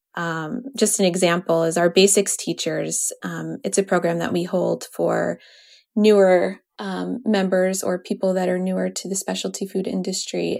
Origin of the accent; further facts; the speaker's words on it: New York, United States; I grew up in New York, and we would drive into Connecticut